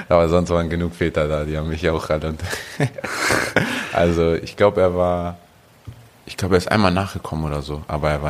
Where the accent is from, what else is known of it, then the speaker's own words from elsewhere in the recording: Hamburg, Germany; Nein, mein, zwischen Meindorf und Volkshof.